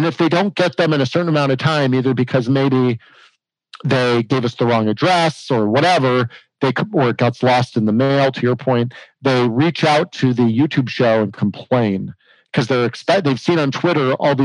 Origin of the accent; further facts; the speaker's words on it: Arizona, United States; I grew up with here in Arizona